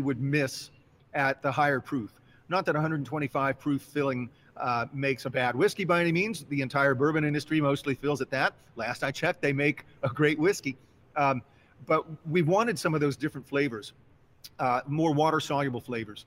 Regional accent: Cincinnati, Ohio, United States; It's my hometown, you know, Cincinnati.

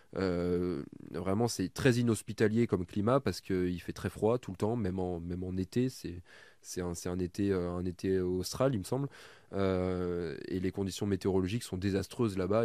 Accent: Burgundy, Bourgogne-Franche-Comté, France; je viens de Bourgogne et donc du coup, euh, le vin, bon, nous on est un peu habitué à le boire

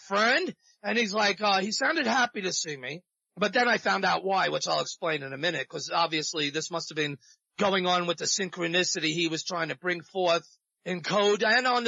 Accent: New York, United States; also born or lived in South Florida; now in Central Florida, United States; I was brought up in the New York streets

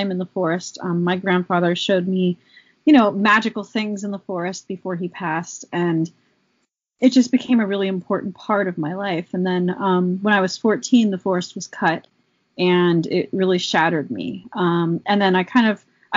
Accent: Allegheny Mountains, Laurel Highlands, Pennsylvania, United States; I grew up in the Allegheny Mountains, you know, specifically there's lots of different spots, the Laurel Highlands region

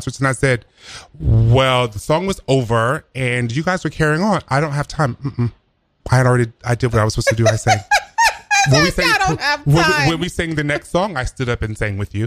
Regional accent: South Carolina, United States; moved away; I'm originally from South Carolina

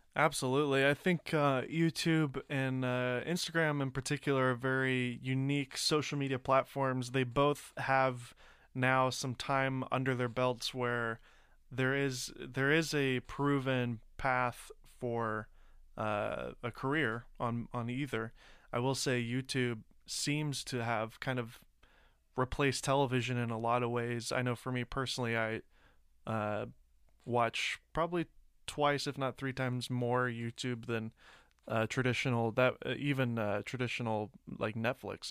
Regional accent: Nashville, Tennessee, United States; I grew up in Nashville.

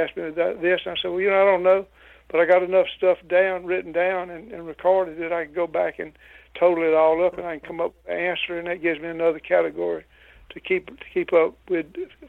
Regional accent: Louisiana, United States; I was born and raised in Louisiana, lived here all my life, with a few exceptions when I was on the road working as an electrician

